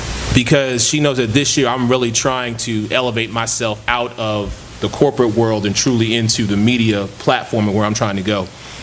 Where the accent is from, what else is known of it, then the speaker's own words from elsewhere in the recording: Philadelphia, Pennsylvania, United States; moved away; I'm born from Philadelphia.